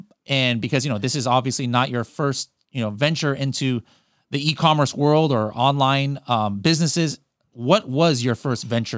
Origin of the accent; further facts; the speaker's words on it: Oceanside, California, United States; he found out that I came from Oceanside, California originally. He's like, "Oh, what high school did you go to?" I'm like, "Oh, El Camino."